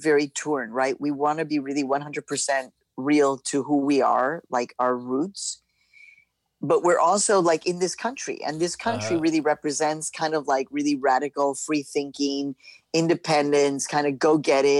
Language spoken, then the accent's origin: English; Chicago, Illinois, United States; also born or lived in Mexico; the neighborhood where I was growing up in Chicago was very hippie-esque. It was the University of Chicago community of Hyde Park.